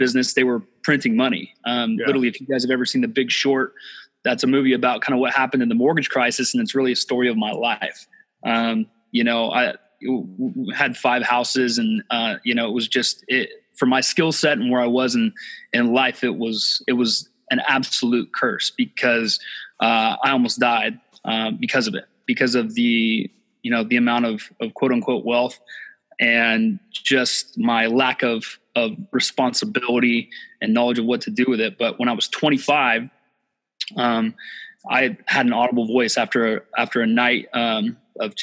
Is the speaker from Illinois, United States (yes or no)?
no; Northern California, United States; also born or lived in Dallas, Texas; now in Santa Barbara, United States; I grew up in Northern California